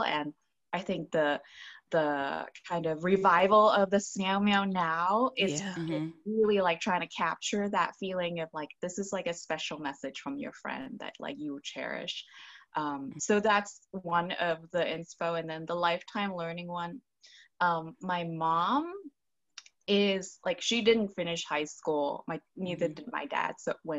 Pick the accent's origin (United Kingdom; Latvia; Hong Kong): Hong Kong; I'm an immigrant from Hong Kong